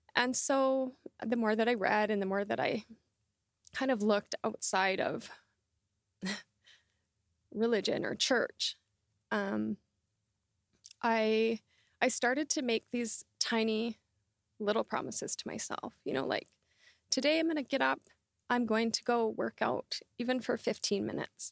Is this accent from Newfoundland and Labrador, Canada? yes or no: no; Southern Alberta, Canada; I grew up in Southern Alberta